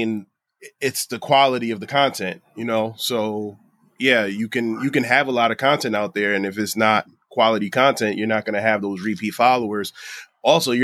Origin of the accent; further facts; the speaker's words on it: Bridgeport, Connecticut, United States; I'm a kid from Bridgeport